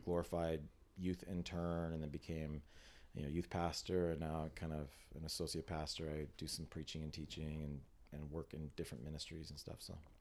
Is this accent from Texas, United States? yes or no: no; San Diego, California, United States; I grew up in San Diego